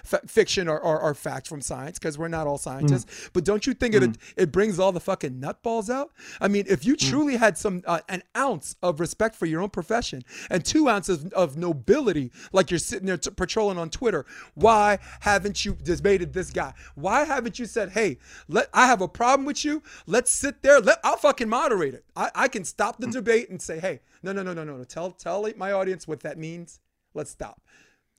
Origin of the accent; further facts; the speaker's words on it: New York City, New York, United States; for most of my life growing up in Flatbush, Brooklyn, New York